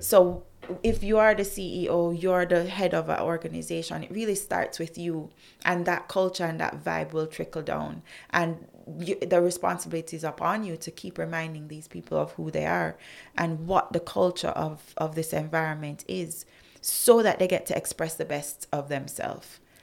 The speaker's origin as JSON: {"language": "English", "country": "Jamaica", "said": "as a Jamaican, I still maintained my brand Jamaica"}